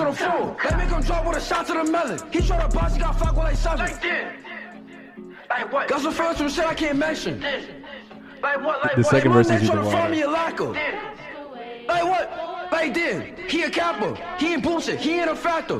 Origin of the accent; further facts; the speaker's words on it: New York, United States; moved away; also born or lived in Johnstown; I'm from New York, but I'm from New York